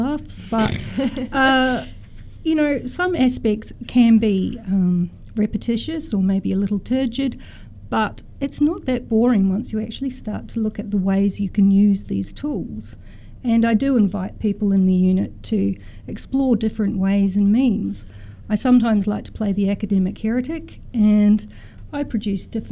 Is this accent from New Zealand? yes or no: yes; New Zealand; now in Australia; I'm originally a New Zealander